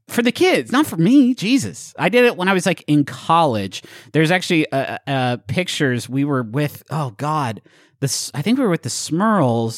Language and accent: English; Huntington, West Virginia, United States; moved away; so I grew up in Huntington, a short walk from Ritter Park